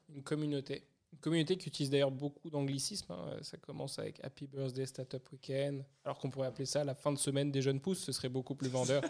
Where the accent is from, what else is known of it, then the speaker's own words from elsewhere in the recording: Paris, Île-de-France, France; moved away; je suis natif de Paris